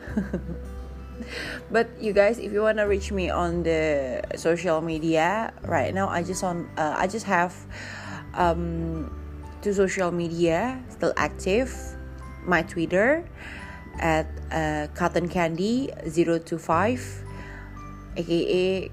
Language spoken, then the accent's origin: Indonesian; Bali, Indonesia; aku asli Bali